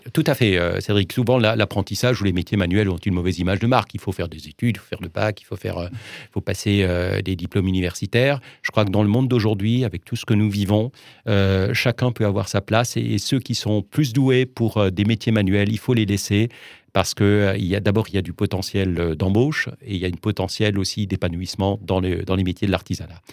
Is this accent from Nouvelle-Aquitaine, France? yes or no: no; Geudertheim, Grand Est, France; je suis né à Geudertheim